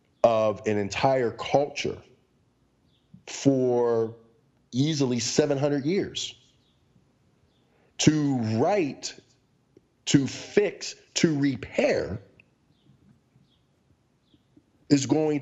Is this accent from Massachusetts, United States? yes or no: no; Pittsburgh, Pennsylvania, United States; The question got to me and I felt stupid to say Pittsburgh.